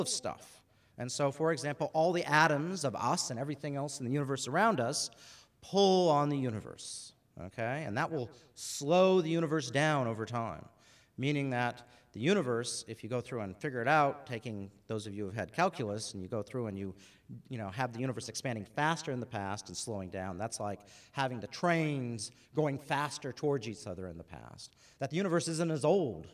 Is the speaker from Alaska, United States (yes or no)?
yes; Alaska, United States; moved away as an adult; also born or lived in Boston; now in Australia; I grew up in Alaska.